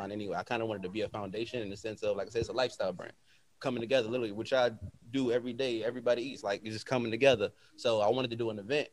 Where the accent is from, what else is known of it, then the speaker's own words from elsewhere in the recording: Virginia Beach, Virginia, United States; I am from Virginia Beach, Virginia.